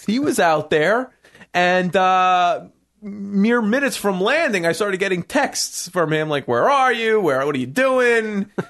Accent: New York City, New York, United States; I grew up in New York City.

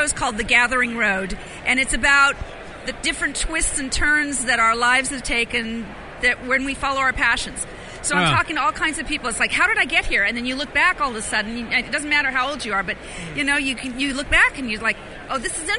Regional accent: San Diego, California, United States; I'm from San Diego, California. We have yoga studios on almost every corner.

